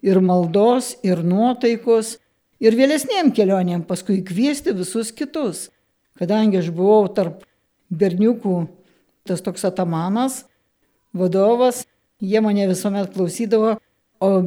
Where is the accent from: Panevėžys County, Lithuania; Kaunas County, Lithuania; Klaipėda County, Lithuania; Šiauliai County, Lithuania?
Šiauliai County, Lithuania; Kelmė; Susirinko jaunimėlis mano tėviškiai pas tėvelius. Mama, prisimenu, išvirė vakarienę, pavalgėm visi ir 11 val. iškeliavom iš kelmės pėstute į Šiluvą.